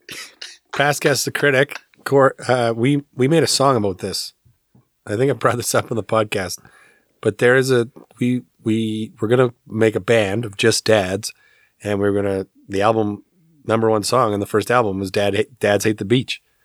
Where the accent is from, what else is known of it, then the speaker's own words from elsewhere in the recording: Alberta, Canada; I grew up in Alberta